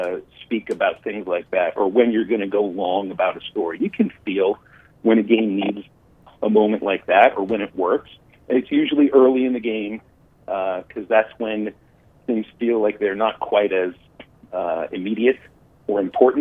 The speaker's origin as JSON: {"language": "English", "town": "Pittsburgh", "region": "Pennsylvania", "country": "United States", "tie": "born or raised there", "said": "I mean, I grew up in Pittsburgh before, you know, before radio broadcasts necessarily went national."}